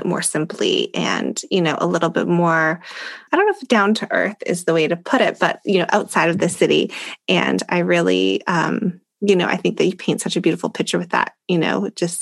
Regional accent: Canada; I'm Canadian

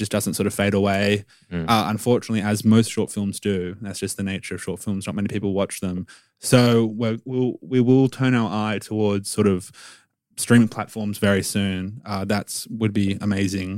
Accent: Sydney, New South Wales, Australia; growing up in Sydney

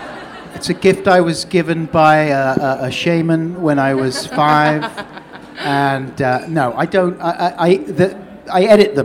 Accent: London, United Kingdom; now in Norwich, United Kingdom; Yeah, off the Earl's Court Road.

